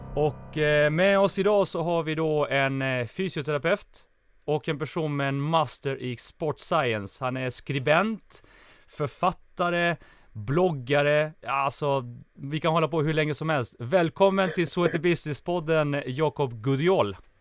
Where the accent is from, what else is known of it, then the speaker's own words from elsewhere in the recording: Småland, Sweden; jag växte upp i, i Småland